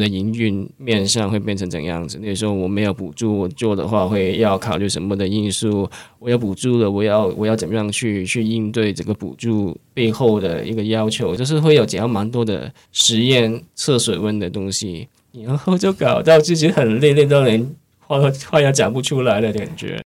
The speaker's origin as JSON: {"language": "Chinese", "country": "Hong Kong", "tie": "born or raised there", "first_language": "Cantonese", "second_language": "Chinese", "moved": "as an adult", "lives_now": "Taiwan", "said": "其实我从香港可能从很小，可能从中高中都有一直到在参加一些戏剧类的社团"}